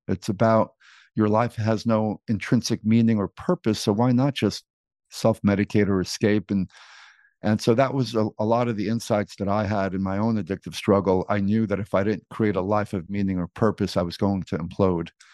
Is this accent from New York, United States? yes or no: yes; New York City, New York, United States; also born or lived in Greece; I grew up in New York City